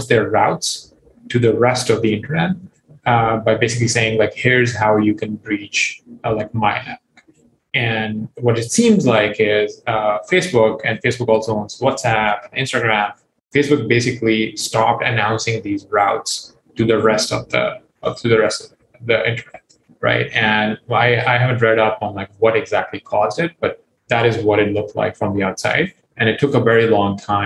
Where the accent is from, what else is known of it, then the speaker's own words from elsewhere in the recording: Pakistan; moved away; I grew up in Pakistan